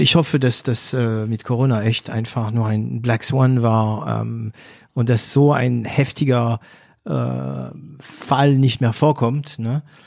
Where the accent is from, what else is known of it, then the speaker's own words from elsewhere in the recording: France; accent: French; German is a second language; moved away; ich als Franzose einen Akzent habe, der für Deutsche nicht so geeignet ist